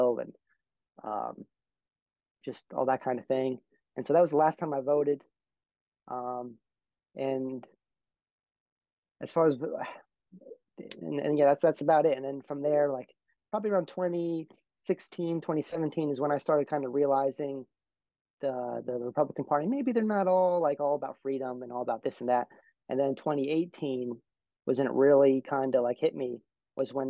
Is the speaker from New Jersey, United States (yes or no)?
yes; New Jersey, United States; moved away; I'm originally from New Jersey. So that's a deep blue state, one of the bluest states in the country, but I'm from like a red area of a blue state